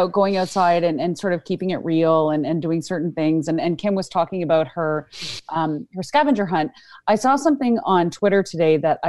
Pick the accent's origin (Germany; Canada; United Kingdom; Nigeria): Canada; I'm from Canada.